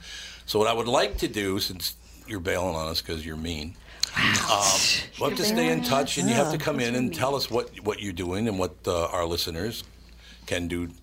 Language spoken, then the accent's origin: English; Minneapolis, Minnesota, United States; It's where I grew up in North Minneapolis.